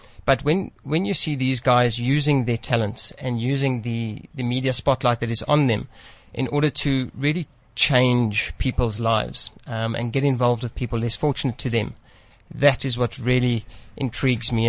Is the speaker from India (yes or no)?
no; Centurion, Gauteng, South Africa; also born or lived in East London, South Africa; born in East London, grew up in Centurion area. And yeah, now I find myself across the road here, in Paulsdorf.